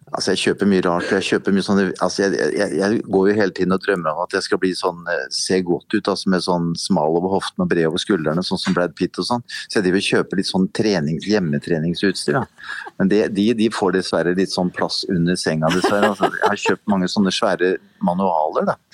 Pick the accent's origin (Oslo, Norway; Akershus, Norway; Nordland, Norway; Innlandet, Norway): Oslo, Norway; jeg var jo, veldig liten av vekst når jeg vokste opp her på Sagene